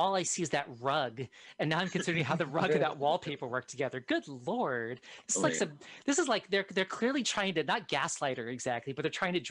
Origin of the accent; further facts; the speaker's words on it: Fresno, California, United States; growing up in Fresno in the 70s